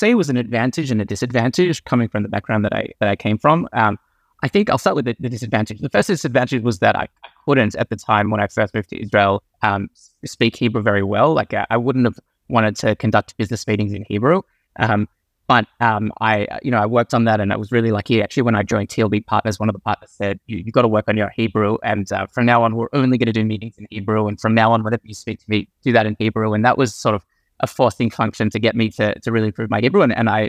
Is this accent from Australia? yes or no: yes; Australia; also born or lived in South Africa; Yeah, so I was actually born in South Africa. I grew up in Australia, and like a lot of people in my community, I found myself in a deep financial services role